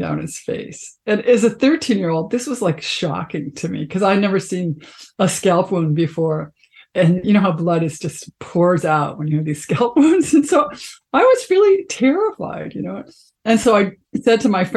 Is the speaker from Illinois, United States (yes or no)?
yes; Chicago, Illinois, United States; I grew up in Chicago, the south side of Chicago